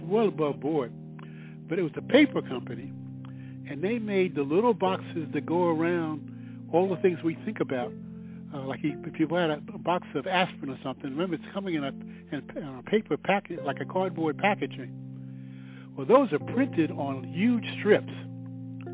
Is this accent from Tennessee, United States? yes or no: no; New York City, New York, United States; now in Chapel Hill, United States; Growing up in New York City, there was a park called Paisley Park, which had a pond in the middle of it in Queens